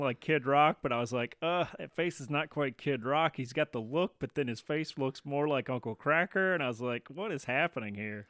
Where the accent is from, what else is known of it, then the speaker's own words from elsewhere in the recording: the South, United States; I grew up in the South